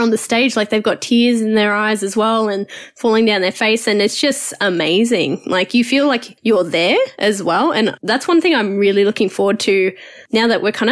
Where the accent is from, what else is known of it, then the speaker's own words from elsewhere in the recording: Australia; Us growing up in Australia